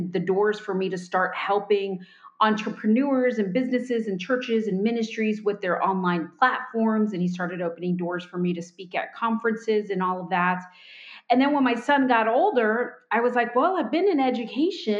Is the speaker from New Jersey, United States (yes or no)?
no; Florida Keys, United States; moved away as an adult; also born or lived in Miami, Florida / Fort Worth, Texas / North Carolina; now in Indiana, United States; was born in Miami, grew up in the Florida Keys, spent most of my life there